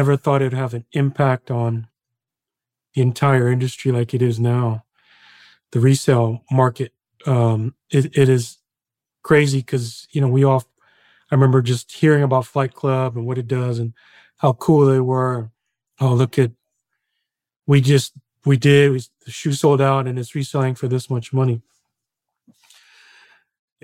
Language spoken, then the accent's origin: English; Illinois, United States; growing up in the Midwest